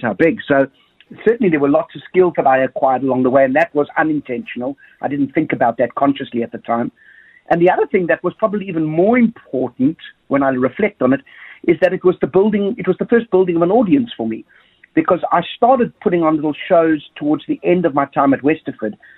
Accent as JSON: {"language": "English", "country": "South Africa", "tie": "born or raised there", "said": "growing up in Thunderbell Park"}